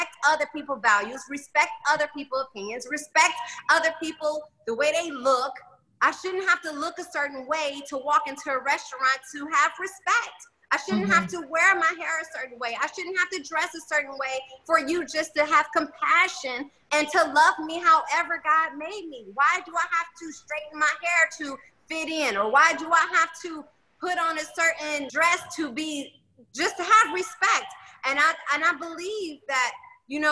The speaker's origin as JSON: {"language": "English", "town": "Detroit", "region": "Michigan", "country": "United States", "tie": "born or raised there", "moved": "yes", "lives_now": "Miami, United States", "said": "I'm from Detroit, Michigan"}